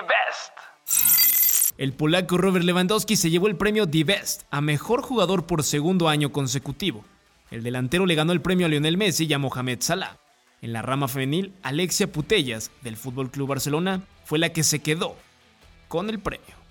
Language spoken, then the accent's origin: Spanish; Mexico; moved away as an adult; now in Spain; como mexicano